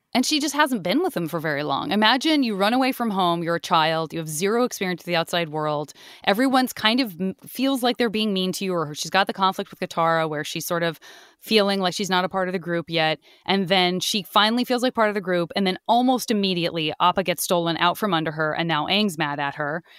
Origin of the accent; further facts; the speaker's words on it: Arizona, United States; I'm from Arizona.